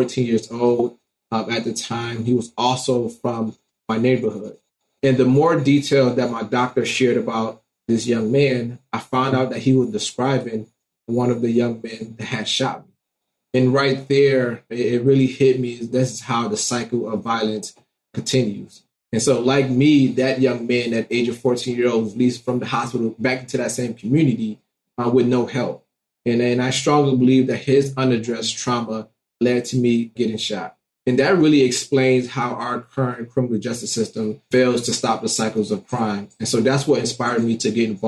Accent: Detroit, Michigan, United States; growing up in Detroit, Michigan

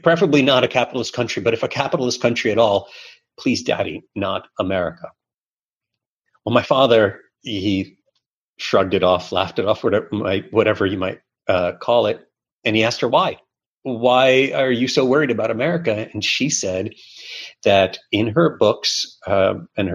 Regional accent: New York City, New York, United States; English is a second language; also born or lived in Soviet Union; moving to Brooklyn in the 1980s, in the heart of the evil empire era, as Reagan termed the Soviet Union at the time, was challenging. There were not a lot of Russian-speaking kids in my class

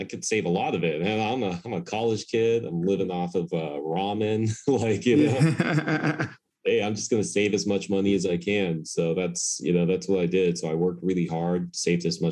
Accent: United States; I was born and raised in America

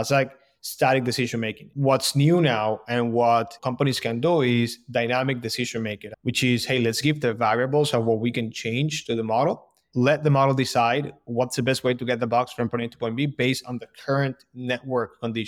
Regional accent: Colombia; moved away as an adult; now in Boston, United States; So background, born and raised in Colombia. And then I moved to Boston about 10 years ago, where I went to school.

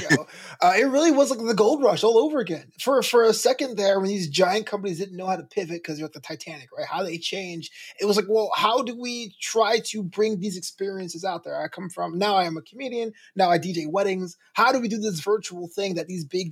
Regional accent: New York, United States; also born or lived in Brooklyn / Flagler College, St. Augustine, Florida; I grew up in New York where WWF was the local federation

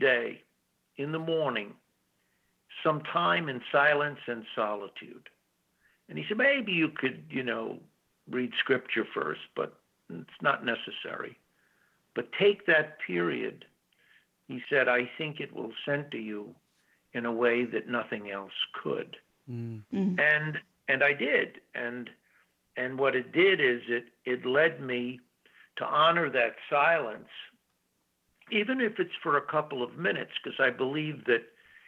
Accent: New York City, New York, United States; I'm from New York City, we spent every summer up on a family farm in the Catskills in upstate New York

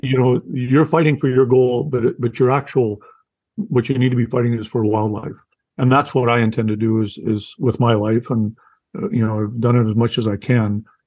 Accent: Canada; I'm a Canadian first time novelist.

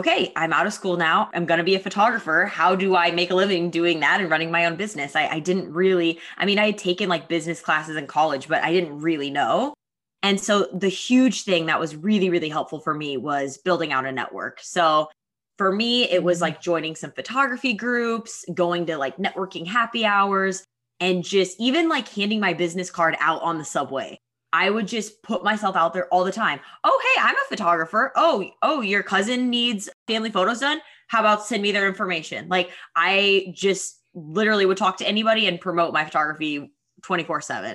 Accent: Missouri, United States; also born or lived in New York; now in Austin, United States; I am from Missouri, so I grew up on a farm in a small town

